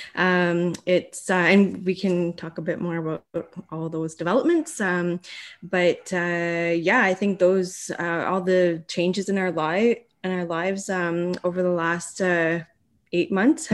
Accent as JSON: {"language": "English", "town": "Bruce Mines", "region": "Ontario", "country": "Canada", "tie": "born or raised there", "also_born_or_lived": "Sault Ste. Marie", "said": "I grew up in Bruce Mines."}